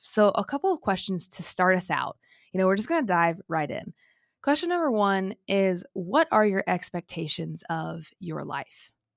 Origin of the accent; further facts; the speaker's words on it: Illinois, United States; moved away as an adult; also born or lived in Texas; when I moved back from Texas, now living in Illinois, when I moved here, I had some conversations with my family, you know, I'm finally back, I hadn't lived here, um, you know, pretty much since I was eighteen